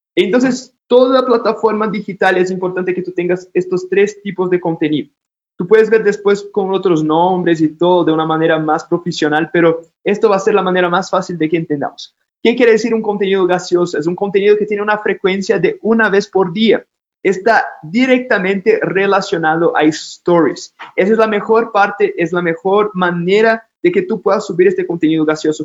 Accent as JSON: {"language": "Spanish", "country": "Brazil", "second_language": "Spanish", "moved": "yes", "lives_now": "Ecuador", "said": "yo soy de Brasil, ya se dieron cuenta por mi acento"}